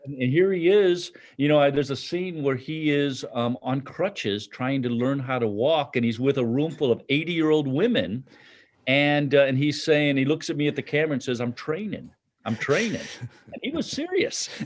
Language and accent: English; Chicago, Illinois, United States; moved away; I'm from Chicago